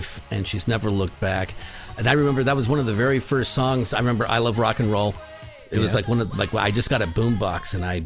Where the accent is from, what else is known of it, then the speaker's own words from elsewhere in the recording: Phoenix, Arizona, United States; moved away; I grew up in Phoenix.